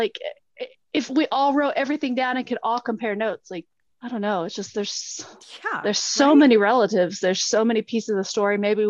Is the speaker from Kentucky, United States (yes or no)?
no; Marietta, Oklahoma, United States; I grew up in Marietta, and we live on the, like, my family still has 40 acres of the original land allotment to my dad's grandmother, Hattie Saki, okay, there in Marietta.